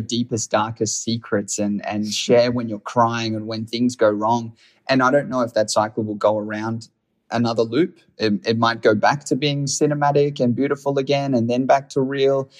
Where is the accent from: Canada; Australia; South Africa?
Australia; I'm from Australia